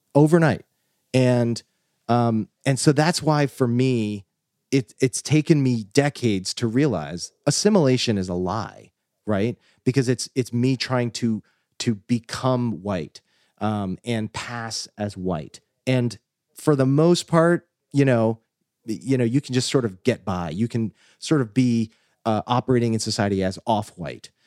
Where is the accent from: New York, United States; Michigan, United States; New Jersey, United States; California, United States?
New Jersey, United States; I was raised, um, here in New Jersey